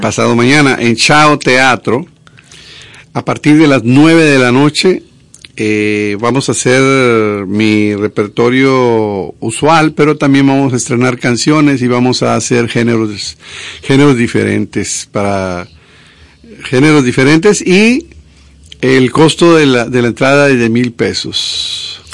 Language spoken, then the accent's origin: Spanish; a town in Veracruz, Mexico; moved away as an adult; also born or lived in Monterrey, Mexico; now in Dominican Republic; allá en, el pueblo de Veracruz donde yo nací.